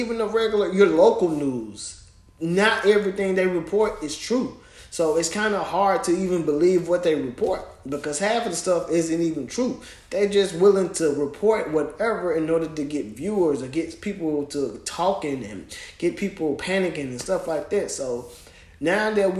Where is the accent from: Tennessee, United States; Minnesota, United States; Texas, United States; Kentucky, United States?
Tennessee, United States; Memphis; now in Knoxville, United States; my hometown of Memphis